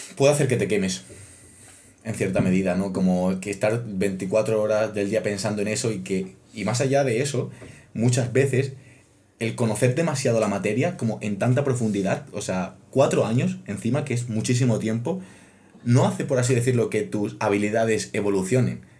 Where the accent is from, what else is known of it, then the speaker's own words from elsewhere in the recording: Extremadura, Spain; moved away as an adult; now in Madrid, Spain; yo no soy de Madrid, yo soy de Extremadura. Venir a Madrid desde Extremadura fue un cambio duro